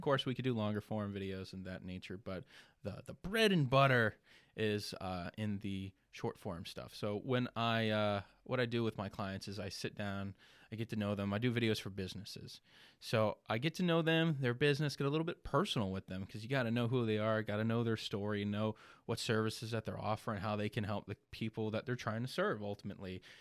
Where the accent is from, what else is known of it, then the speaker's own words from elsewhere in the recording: Ocala, Florida, United States; also born or lived in Leesburg, Florida / Belleview, Florida; I was born in Leesburg, raised Ocala, Bellevue my entire life.